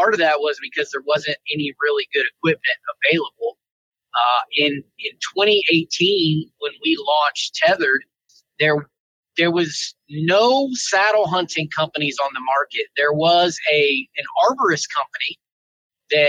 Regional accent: Pensacola, Florida, United States; moved away as an adult; also born or lived in Virginia / Colorado Springs, Colorado; I tried to import my Southeast hunting tactics that I grew up learning in Florida. You know, we hunted feeders and pine flats and used climber stands and box blinds and, you know, kind of all that stuff in Pensacola, Florida.

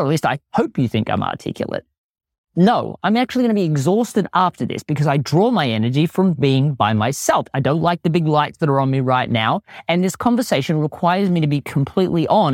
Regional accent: Australia; accent: Australian; my Australian accent always plays up

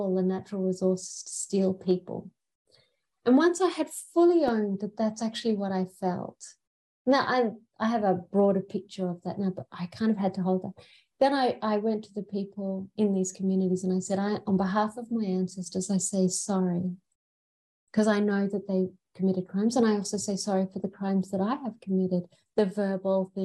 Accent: Brisbane, Queensland, Australia; also born or lived in England; I'm actually the only person in my family who's born in Australia

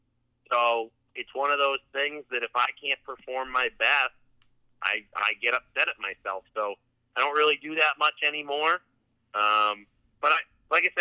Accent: New Hampshire, United States; we grew up in New Hampshire

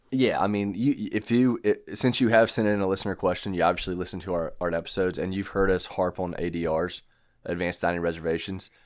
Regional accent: United States; I'm American

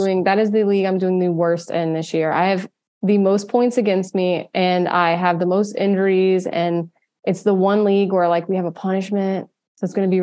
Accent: the South, United States; I'm from the South

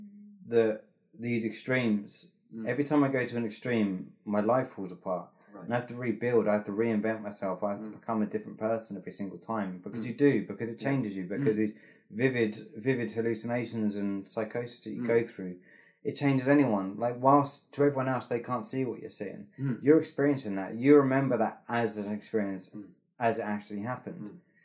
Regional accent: England, United Kingdom; There's one thing I've learned about being English is that they don't like positive people in public.

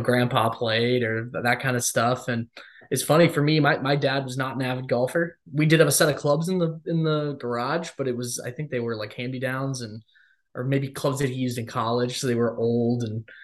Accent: Columbus, Ohio, United States; moved away; I grew up in Columbus, Ohio

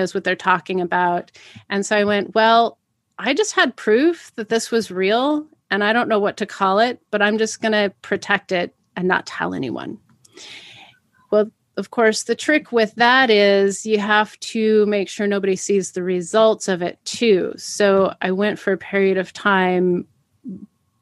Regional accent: Pacific Northwest, United States; growing up in the Pacific Northwest, especially in the 80s

